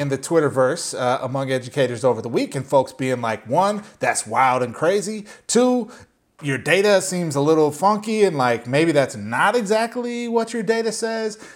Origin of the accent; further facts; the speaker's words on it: Minnesota, United States; growing up in Minnesota